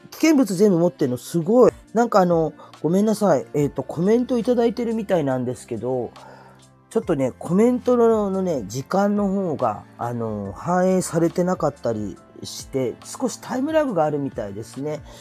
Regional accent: Kurume, Fukuoka, Japan; moved away; also born or lived in Chiba; 私の地元の久留米

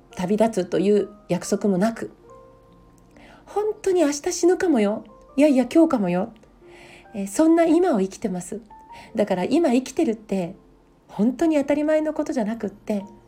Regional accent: Hofu, Yamaguchi, Japan; also born or lived in Fukui Prefecture; now in Niigata, Japan; 福井県武府市で生まれて、えー、山口県防府市で育ちました今は新潟県に住んでいます

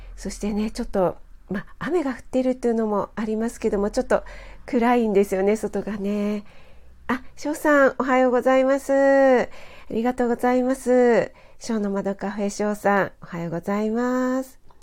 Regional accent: Kanagawa, Japan; 私はちょっと神奈川の出身なので

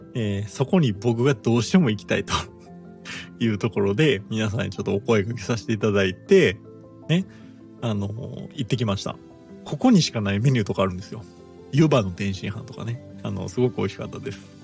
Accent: Kansai, Japan; 僕自身関西出身です

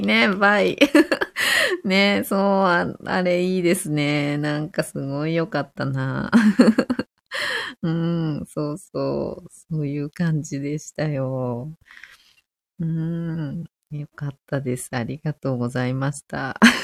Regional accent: Fukushima, Japan; 私は福島で生まれて、福島で育ってる

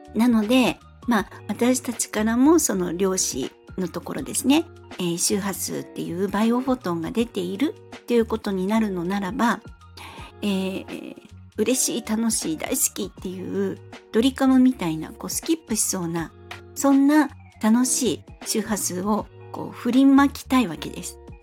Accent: Fukuoka, Japan; moved away as an adult; now in Kanto, Japan; 私は三十歳まで福岡で過ごしまして、生まれも育ちも福岡です

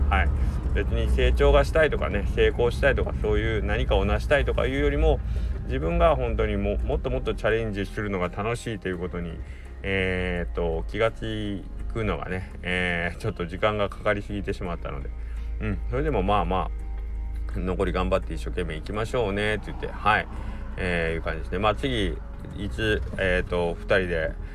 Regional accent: Kagawa, Japan; 僕が香川県出身

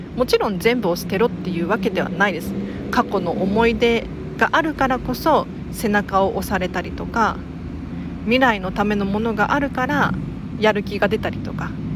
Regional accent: Tokyo, Japan; 東京生まれ東京育ちですが

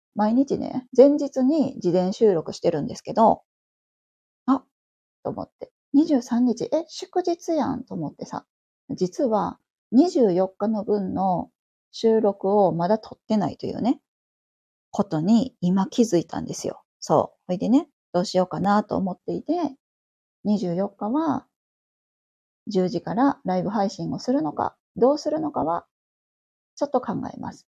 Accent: Kansai, Japan; moved away as an adult; also born or lived in Tokyo; 私関西出身なんですけど

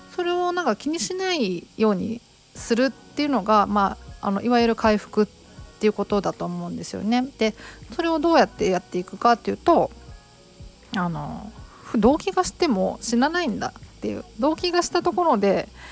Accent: Kobe, Hyogo, Japan; 地元ちょっとねあの、えーと東側なんですよ。違う違う西側なんですよ神戸は神戸でも

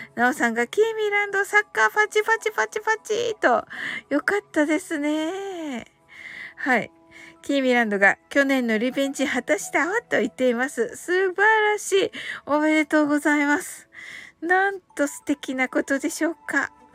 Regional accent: Kyushu, Japan

